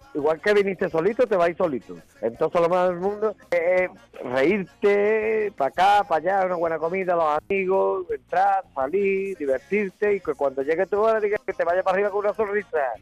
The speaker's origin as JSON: {"language": "Spanish", "town": "Cádiz", "region": "Andalusia", "country": "Spain", "tie": "born or raised there", "said": "Yo, el primer don que tengo es haber nacido en el barrio Santa María. El segundo es ser de Cádiz. El tercero es ser andaluz"}